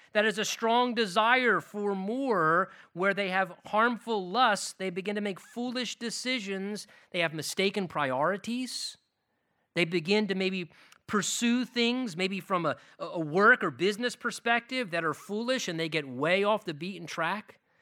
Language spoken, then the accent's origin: English; United States; as American Christians